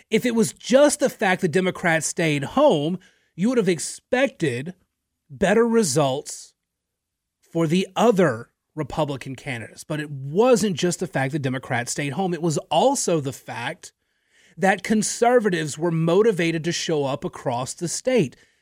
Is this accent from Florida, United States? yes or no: no; Natchitoches, Louisiana, United States; now in Lafayette, United States; I'm from Natchitoches, Louisiana, much smaller town than here